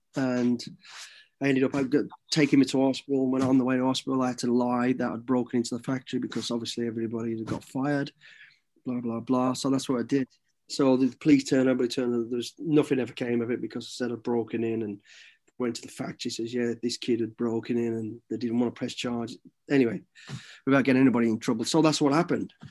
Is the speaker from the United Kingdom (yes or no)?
yes; Midlands, United Kingdom; growing up in the Midlands